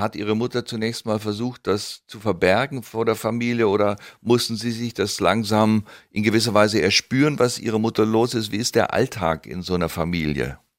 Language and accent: German; Southern Germany, Germany; wir als Süddeutsche